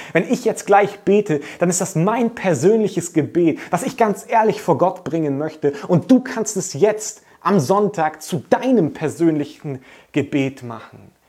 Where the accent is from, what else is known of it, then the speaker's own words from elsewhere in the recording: Germany; als Deutsche